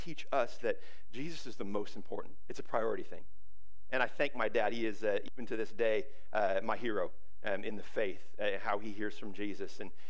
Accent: Ferndale, United States; moved away as an adult; I grew up in Ferndale, and this is kind of my hometown

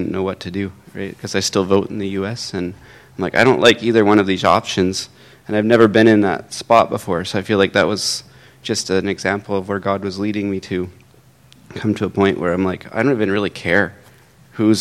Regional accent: United States; now in Canada; I grew up in the States

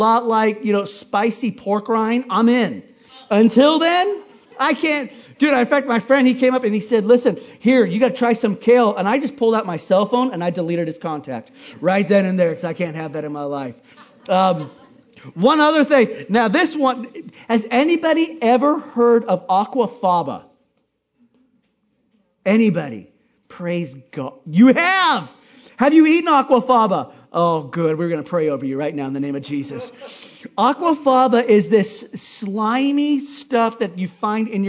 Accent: Hawaii, United States; I grew up in Hawaii eating coconuts

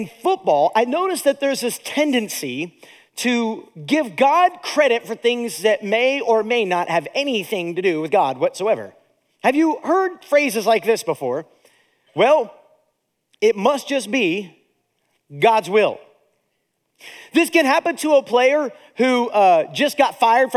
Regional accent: Akron, Ohio, United States; also born or lived in Zanesville, Ohio / Steubenville, Ohio; now in Indiana, United States; I was born in Zanesville, lived in Steubenville, and then raised in Akron, Ohio

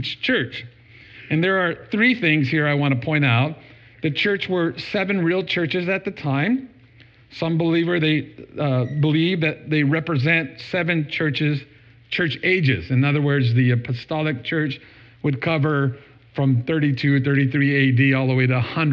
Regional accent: United States; I'm from America.

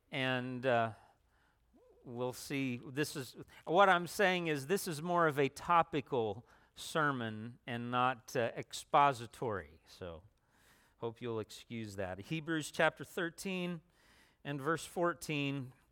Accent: Indiana, United States; also born or lived in Tennessee / Ohio; I could say that I'm an exile from Ohio, but I guess in Ohio I would have said I was an exile from Tennessee before that, I don't know, I, guess before that, I, I was from Indiana.

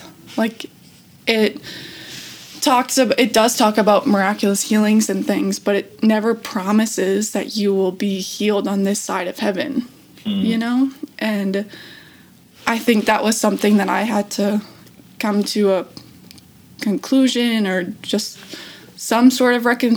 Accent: Minnesota, United States; I'm from Minnesota.

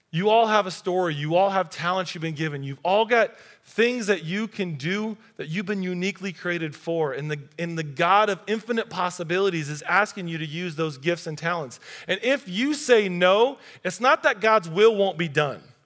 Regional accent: United States; our group, American Christians

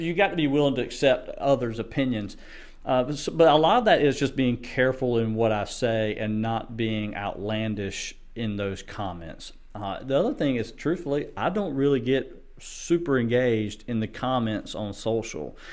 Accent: United States; as a Christian and as American at, at my core

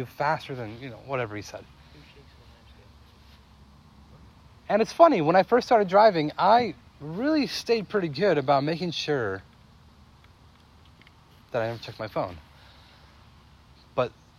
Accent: California, United States; moved away; growing up in California was a neat place

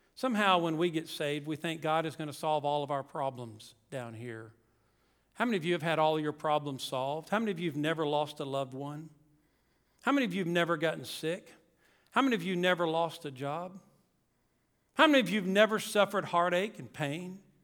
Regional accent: South Louisiana, United States; moved away; also born or lived in Mississippi; We grew up in Louisiana, Tanner and I did, South Louisiana

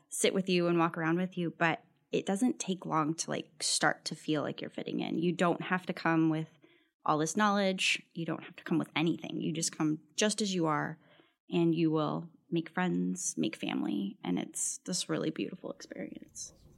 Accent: El Paso, Texas, United States; moved away as an adult; I'm originally from El Paso, Texas, so moved here for graduate school

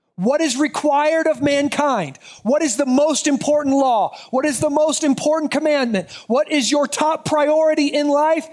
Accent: United States; as American citizens

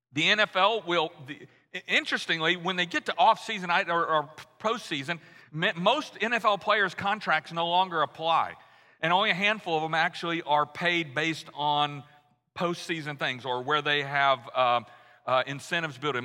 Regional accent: Louisiana, United States; moved away; I grew up in Louisiana, so we were all Archie Manning fans

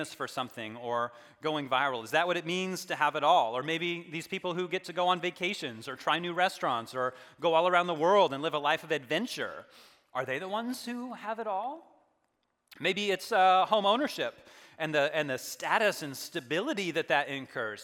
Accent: United States

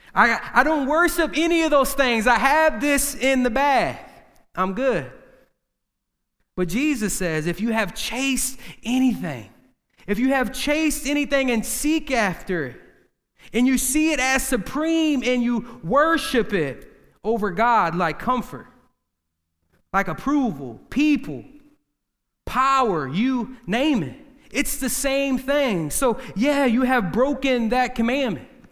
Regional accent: United States; we're all from the Quad City area.

